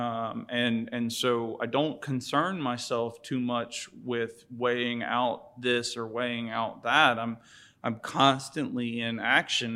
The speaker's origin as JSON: {"language": "English", "town": "St. Augustine Beach", "region": "Florida", "country": "United States", "tie": "born or raised there", "also_born_or_lived": "Jacksonville, Florida", "moved": "as an adult", "said": "I'm from St. Augustine Beach. Um, grew up back and forth between St. Augustine and Jacksonville"}